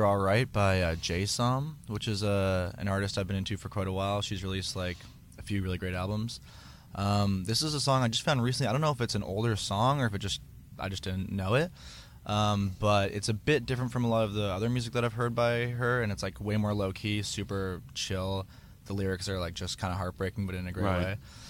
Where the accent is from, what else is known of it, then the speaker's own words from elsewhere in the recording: Toronto, Ontario, Canada; Toronto, Ontario.